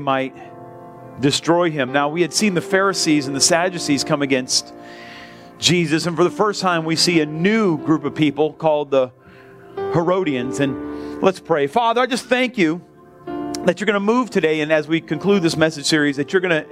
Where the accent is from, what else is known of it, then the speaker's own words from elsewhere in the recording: United States; I'm American